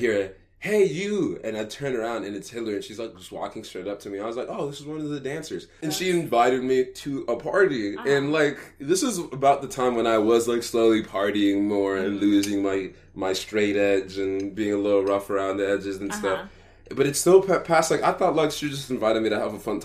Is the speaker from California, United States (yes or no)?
no; Dallas, Texas, United States; back in my hometown in Dallas